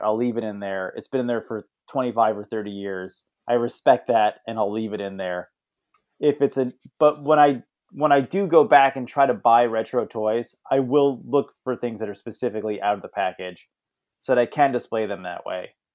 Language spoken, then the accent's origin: English; Bethpage, New York, United States; that's Bethpage. That's where I grew up.